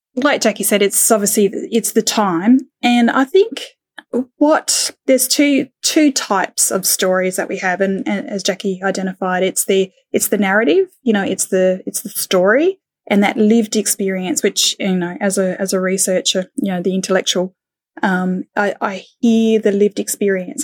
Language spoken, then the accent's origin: English; Australia; also born or lived in United Kingdom; now in Thailand; in my heart, you know, being, being Australian